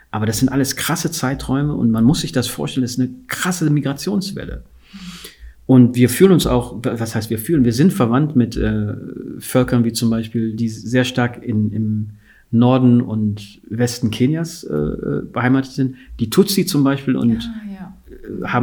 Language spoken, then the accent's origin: German; Guinea; ich komme aus Guinea